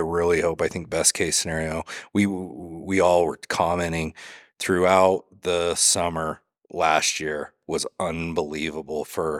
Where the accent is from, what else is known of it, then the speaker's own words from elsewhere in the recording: Idaho, United States; I mean, I come from Southeast Idaho.